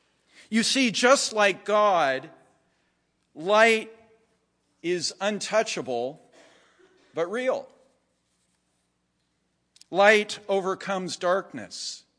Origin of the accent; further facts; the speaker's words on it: Jerusalem, Jerusalem District, Israel; As a kid growing up in Jerusalem, I had especially loved Marc Chagall's stained glass windows of the 12 tribes of Israel.